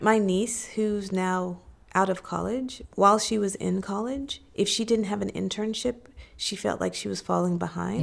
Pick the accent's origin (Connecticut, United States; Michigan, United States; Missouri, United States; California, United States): Missouri, United States; I was born in Missouri, so I was born in the Show Me state